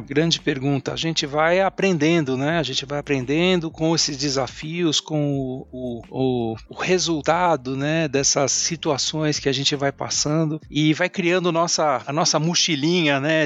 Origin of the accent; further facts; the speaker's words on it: São Paulo, Brazil; now in Santana de Parnaíba, Brazil; eu sou aqui de São Paulo, paulistano da Gema